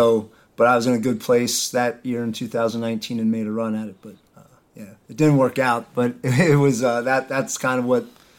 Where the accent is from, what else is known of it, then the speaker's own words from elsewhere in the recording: Ephrata, Pennsylvania, United States; I grew up in Ephrata.